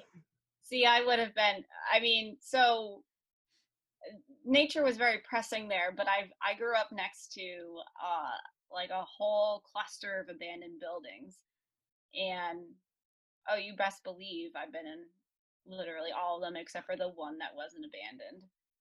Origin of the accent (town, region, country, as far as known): Chelmsford, Massachusetts, United States